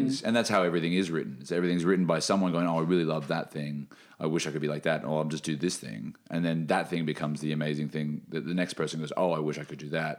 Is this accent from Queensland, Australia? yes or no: yes; Brisbane, Queensland, Australia; also born or lived in Sunshine Coast / New South Wales; now in Melbourne, Australia; And I grew up in Brisbane and in the Sunshine Coast. And a little bit in New South Wales, like Lismore, Byron Bay, when I was a really small chil